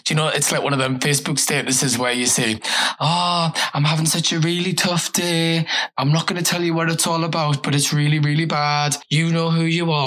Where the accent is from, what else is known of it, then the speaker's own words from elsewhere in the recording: Newcastle upon Tyne, North East England, United Kingdom; I'm from Newcastle